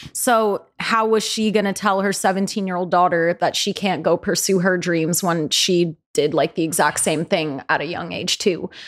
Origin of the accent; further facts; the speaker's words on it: the peninsula of the Bay Area, California, United States; I'm from the Bay Area. I grew up, like, around the peninsula of the Bay Area